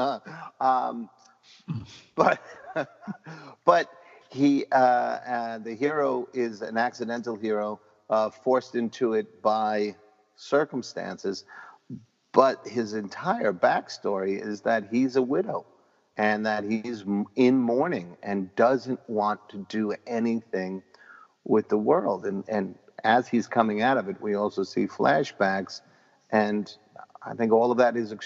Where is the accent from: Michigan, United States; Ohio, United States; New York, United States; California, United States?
New York, United States; New York City; My neighborhood, I grew up in Parkchester